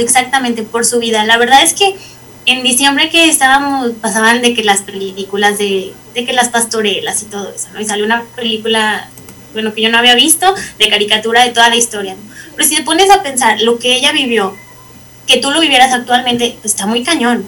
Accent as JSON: {"language": "Spanish", "town": "San Juan de los Lagos", "region": "Jalisco", "country": "Mexico", "said": "soy de San Juan de los Lagos, bonito San Juan de los Lagos"}